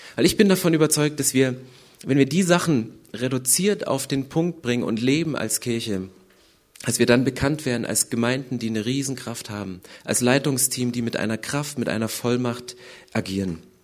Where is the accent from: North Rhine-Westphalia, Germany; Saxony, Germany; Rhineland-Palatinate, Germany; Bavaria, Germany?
Saxony, Germany; Upper Lusatia; now in Berlin, Germany; ich komme aus der Oberlausitz, 80 Kilometer südöstlich von Dresden